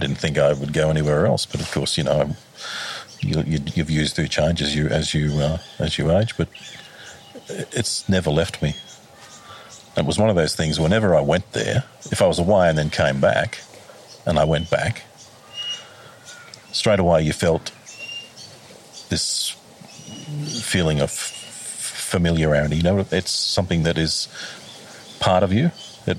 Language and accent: English; Stewartsbrook, New South Wales, Australia; also born or lived in Queensland; Well, Stewartsbrook predominantly.